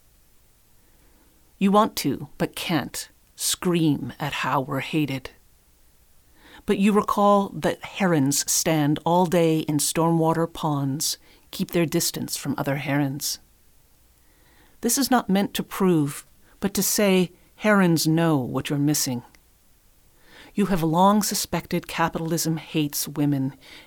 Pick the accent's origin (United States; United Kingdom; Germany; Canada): Canada; Winnipeg, Manitoba; now in Waterloo, Canada; My hometown, Winnipeg, is a city